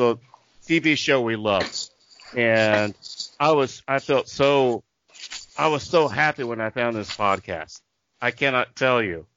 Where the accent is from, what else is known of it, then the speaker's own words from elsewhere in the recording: Tulsa, Oklahoma, United States; i'm from tulsa oklahoma